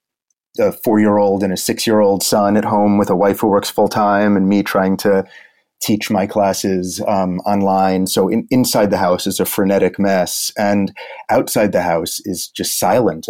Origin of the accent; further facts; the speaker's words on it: New York City, New York, United States; also born or lived in Brooklyn; I was born in Manhattan, went to school, high school, college, and now I ended up as far away as Brooklyn, but New York is my town